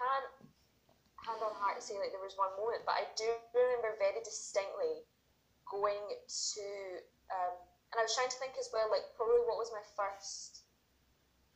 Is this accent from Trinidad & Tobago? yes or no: no; Paisley, Scotland, United Kingdom; I lived in Paisley, I grew up in Paisley.